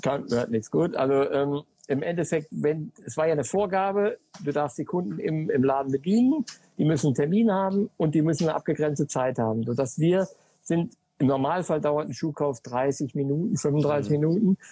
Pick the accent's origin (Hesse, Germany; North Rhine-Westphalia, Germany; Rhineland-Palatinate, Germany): North Rhine-Westphalia, Germany; Sauerland; Ich komme aus dem Ort, gebürtig im Sauerland